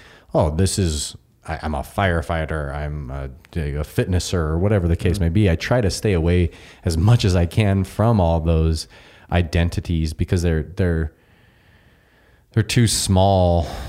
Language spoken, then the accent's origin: English; Scotland, United Kingdom; I'm the Scotsman.